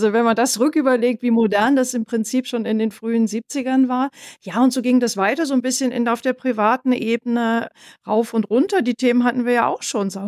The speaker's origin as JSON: {"language": "German", "region": "Northern Germany", "country": "Germany", "lives_now": "Bavaria, Germany", "said": "Ich bin ja jetzt hier in Bayern und fragen, aber ich stamme ja aus Norddeutschland."}